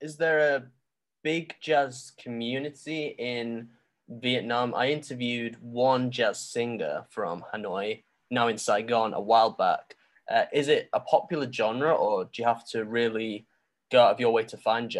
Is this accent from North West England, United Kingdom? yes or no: yes; Manchester, North West England, United Kingdom; I'm from Manchester, which is, you know, four hour drive.